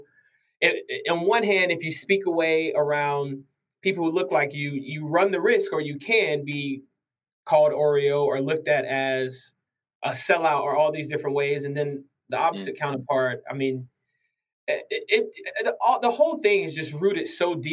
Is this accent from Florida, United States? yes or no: yes; Jacksonville, Florida, United States; moved away as an adult; also born or lived in Missouri; now in Columbus, United States; I was born and raised in Jacksonville, Florida.